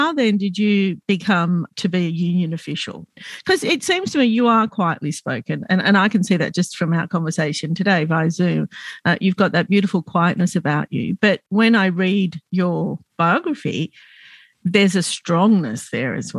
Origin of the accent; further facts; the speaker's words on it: Sydney, New South Wales, Australia; I'm Lebanese Australian and I grew up in Glebe